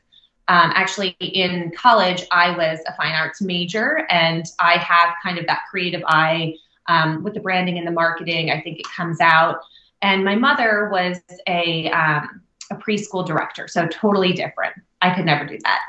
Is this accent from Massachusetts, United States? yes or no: no; New Jersey, United States; also born or lived in Southern California; I grew up obviously in New Jersey